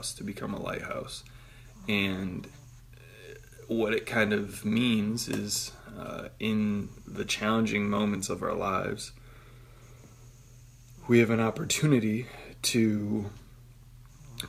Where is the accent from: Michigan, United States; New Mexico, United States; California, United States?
Michigan, United States; I'm from Michigan